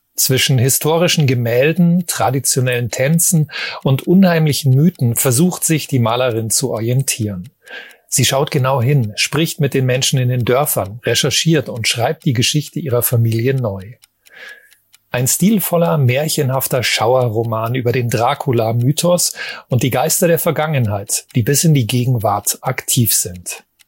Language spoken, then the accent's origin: German; Germany; bei uns in Deutschland